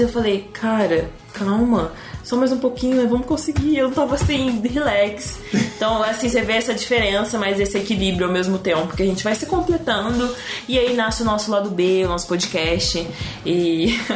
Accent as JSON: {"language": "Portuguese", "region": "São Paulo", "country": "Brazil", "accent": "interior, rolled/caipira R", "moved": "as an adult", "said": "E eu sou do interior, né? Vocês vão perceber no meu sotaque em puxar o R"}